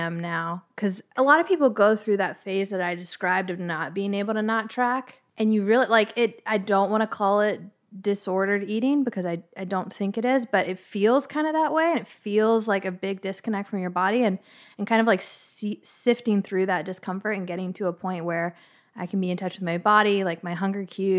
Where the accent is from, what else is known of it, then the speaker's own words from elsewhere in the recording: Virginia, United States; I grew